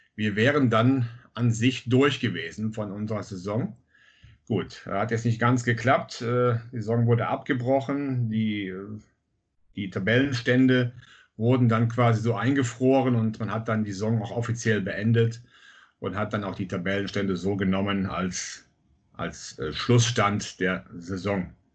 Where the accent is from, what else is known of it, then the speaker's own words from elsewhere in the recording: Bad Münstereifel, North Rhine-Westphalia, Germany; Ich komme aus Münstereifel